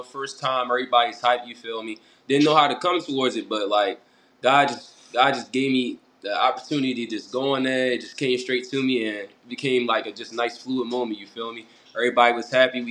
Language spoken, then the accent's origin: English; Annapolis, Maryland, United States; also born or lived in Baltimore, Maryland; born in Baltimore, raised in Annapolis